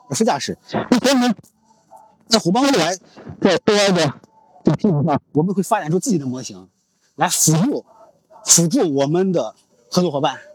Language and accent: Chinese; Shaanxi, China; 我作为陕西人的这个性格